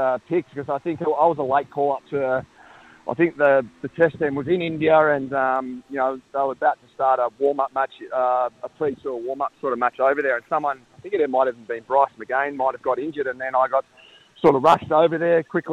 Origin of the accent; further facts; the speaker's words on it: Bairnsdale, Victoria, Australia; I was born and bred in Bensdale